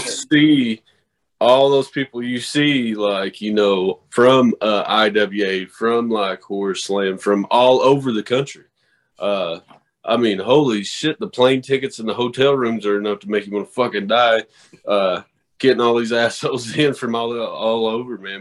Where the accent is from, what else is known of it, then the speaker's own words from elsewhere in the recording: the Bible Belt, United States; I come from the Bible Belt